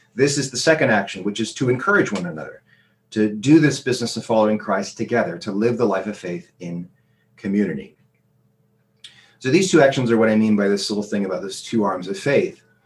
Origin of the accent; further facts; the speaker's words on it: United States; moved away; when I was a student growing up in America